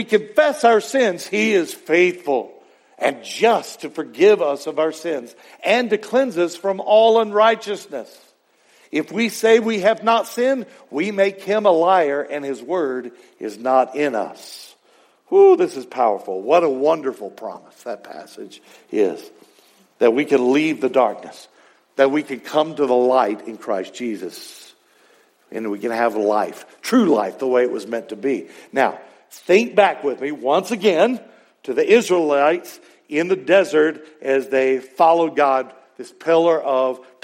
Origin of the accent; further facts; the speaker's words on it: Texas, United States; growing up in Texas working, hauling hay one time, and it was the summer of 1980